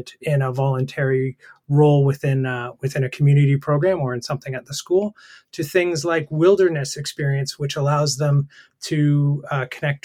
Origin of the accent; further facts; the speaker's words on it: Canada; moved away as an adult; also born or lived in Brazil / the Bahamas / Colombia; now in United Kingdom; I'm a Canadian